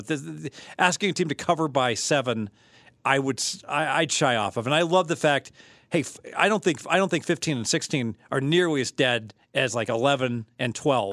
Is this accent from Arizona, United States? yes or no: no; Dayton, Ohio, United States; now in Las Vegas, United States; I'm from Dayton, Ohio.